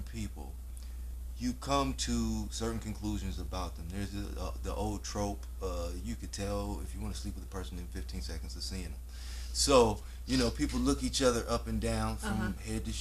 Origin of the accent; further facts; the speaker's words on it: Miami Valley, Ohio, United States; also born or lived in Dayton, Ohio; I've grown up the majority of my life here